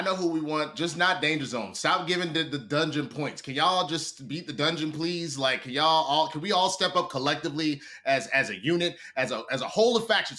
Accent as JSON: {"language": "English", "town": "Los Angeles", "region": "California", "country": "United States", "said": "I'm from Los Angeles, California. I'm 6'2\"."}